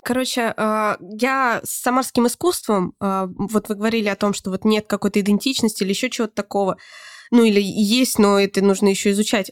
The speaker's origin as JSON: {"language": "Russian", "town": "Voronezh", "region": "Voronezh Oblast", "country": "Russia", "said": "мы из Воронежа"}